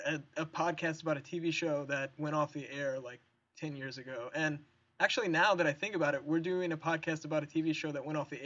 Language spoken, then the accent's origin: English; Cincinnati, Ohio, United States; moved away as an adult; now in West Lafayette, United States; We're from the Cincinnati area originally